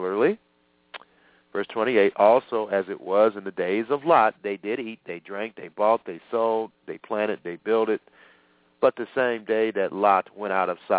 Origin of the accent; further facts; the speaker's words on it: Illinois, United States; My home state, unfortunately, Illinois